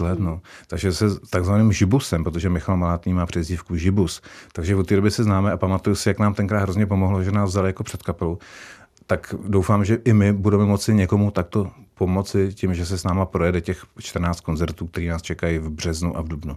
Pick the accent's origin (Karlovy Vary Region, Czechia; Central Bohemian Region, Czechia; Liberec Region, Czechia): Liberec Region, Czechia; Turnov; now in Prague, Czechia; jsem se narodil v Turnově, což je město, kdo neví, tak je to město když v Českém ráji, před Libercem